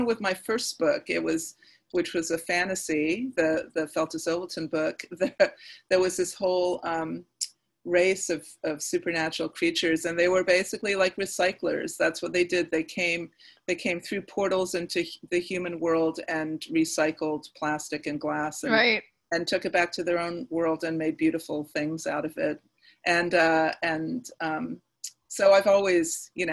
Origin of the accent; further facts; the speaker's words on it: Nova Scotia, Canada; my hometown, which is the most beautiful fishing village in Nova Scotia.